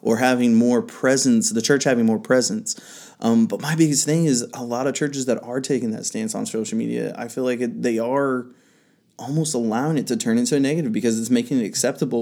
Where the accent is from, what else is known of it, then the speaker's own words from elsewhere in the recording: the Bible Belt, United States; where I grew up here in the Bible Belt